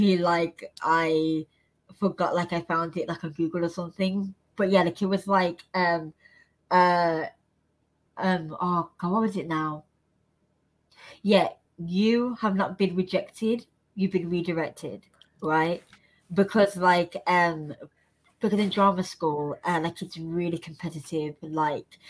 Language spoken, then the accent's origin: English; Birmingham, West Midlands, United Kingdom; now in London, United Kingdom; I'm just so fortunate to now be living in London, like of all places. Like, I'm from Birmingham